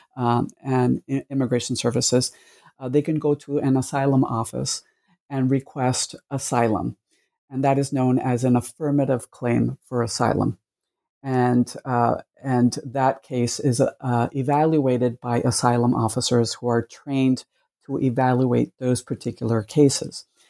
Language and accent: English; Cuba; now in United States; I was born in Cuba, and my family immigrated to the United States in the 1960s.